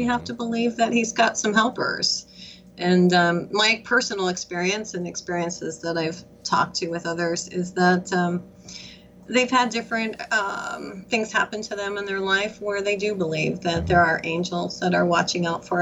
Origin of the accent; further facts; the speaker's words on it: Michigan, United States; moved away; I'm from Michigan originally